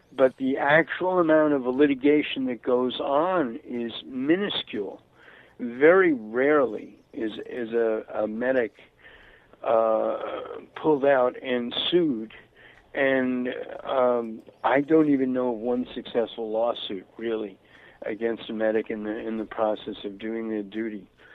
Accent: New York City, New York, United States; moved away; also born or lived in Florida / Santa Barbara, California; growing up in Brooklyn, mm-hmm. in the 1950s.

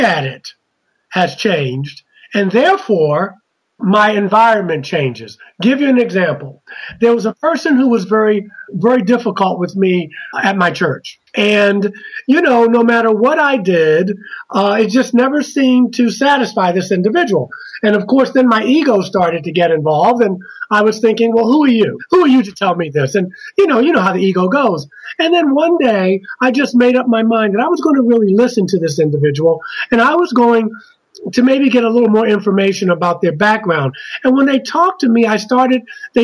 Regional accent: Baltimore, Maryland, United States; now in Black Mountain, North Carolina, United States; I'm from Baltimore, Maryland, originally

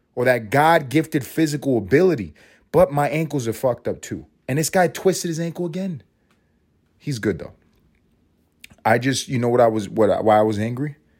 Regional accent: New York City, New York, United States; When I grew up in Harlem

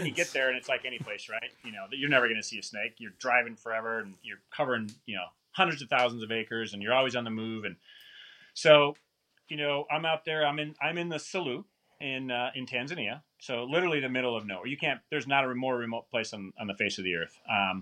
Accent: Wisconsin, United States; moved away as an adult; also born or lived in Portland, Oregon; born and raised in Wisconsin

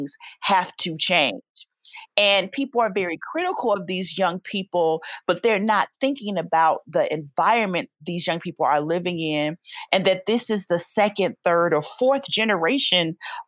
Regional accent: Chicago, Illinois, United States; I grew up in Hyde Park area, but I live in Auburn Gresham now.

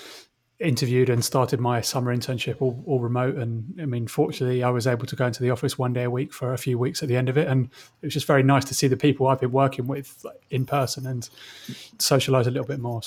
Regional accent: London, United Kingdom; now in United States; I'm from London

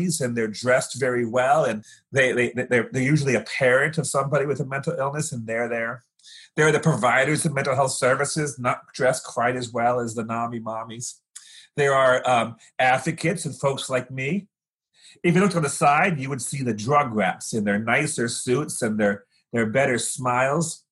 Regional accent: Fresno, California, United States; I grew up in Fresno, California, a desert kind of town that's been irrigated

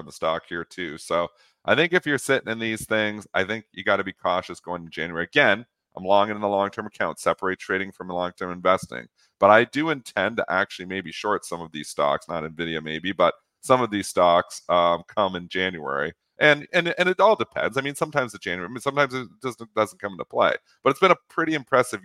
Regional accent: Canada; as a Canadian

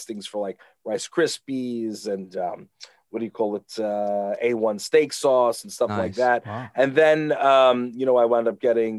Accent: Long Island, New York, United States; I am from Long Island. I grew up here.

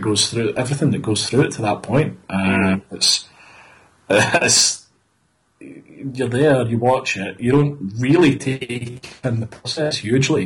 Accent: Glasgow, Scotland, United Kingdom; come from Glasgow

